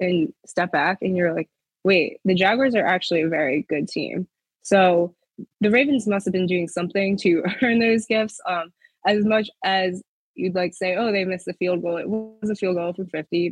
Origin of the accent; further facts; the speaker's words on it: Howard County, Maryland, United States; also born or lived in Alabama / Philadelphia; I'm from Howard County, so not the biggest hockey area.